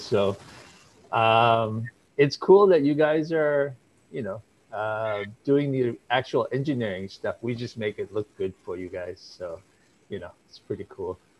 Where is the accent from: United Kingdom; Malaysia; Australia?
Malaysia; moved away as an adult; now in United States; when I was growing up in Malaysia